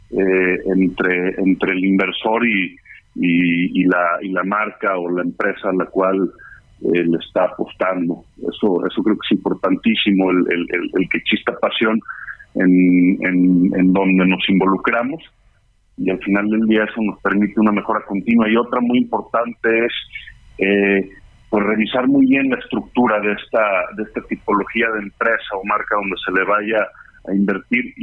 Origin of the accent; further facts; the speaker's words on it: Mexico; como, empresarios mexicanos